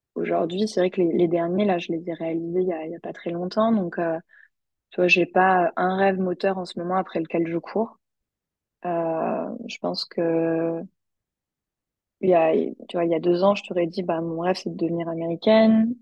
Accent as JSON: {"language": "French", "country": "France", "moved": "yes", "lives_now": "United States", "said": "en tant que Français"}